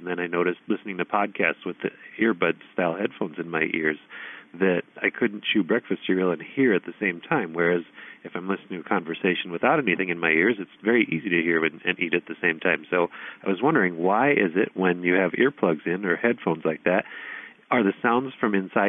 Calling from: Illinois, United States; I'm calling from Illinois in the USA.

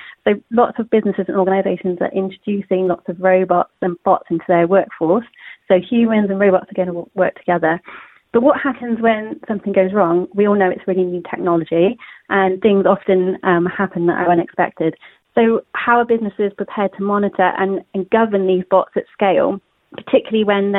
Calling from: Forest of Dean, South West England, United Kingdom; I'm calling from the Forest of Dean.

